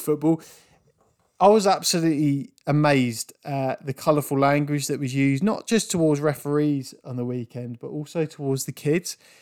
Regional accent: England, United Kingdom; growing up in England as a young rugby player

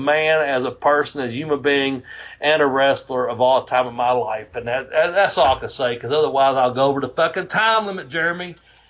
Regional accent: Ashland, Kentucky, United States; born or raised there

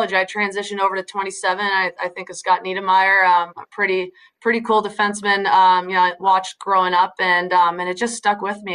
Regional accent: Newcastle, Ontario, Canada; moved away as an adult; now in Boston, United States; growing up in Newcastle was such a huge part of my journey.

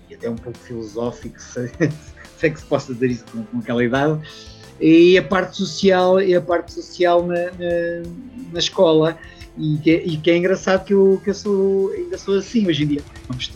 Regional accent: a village 20 km from Leiria, Leiria District, Portugal; also born or lived in Luxembourg; E, depois cresci na, na terriola, na terriola da minha mãe, uh, algo estilo casa na pradaria, uh, assim, uma aldeiazinha, um sítio a 20 km da cidade

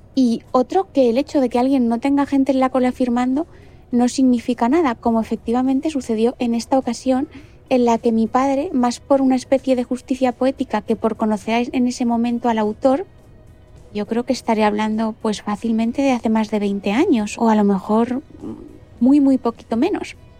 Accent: Valencia, Valencian Community, Spain; now in Madrid, Spain; Soy valenciana

